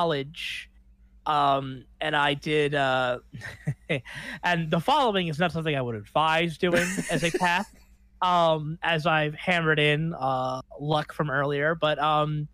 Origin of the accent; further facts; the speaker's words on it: Baton Rouge, Louisiana, United States; moved away as an adult; now in Los Angeles, United States; my hometown of Baton Rouge, Louisiana